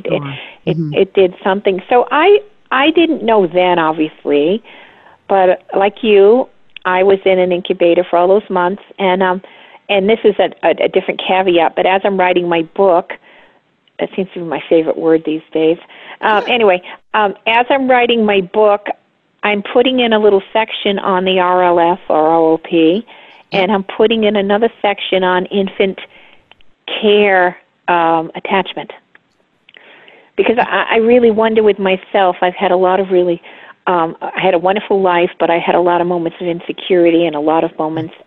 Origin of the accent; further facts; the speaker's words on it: Westerly, Rhode Island, United States; I was raised in Westerly, Rhode Island, which is right on the coast of Connecticut and Rhode Island.